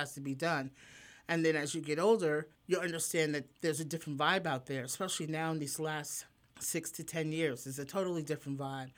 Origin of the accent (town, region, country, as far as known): New York City, New York, United States; born or raised there; moved away as an adult; also born or lived in Manhattan; now in Pennsylvania, United States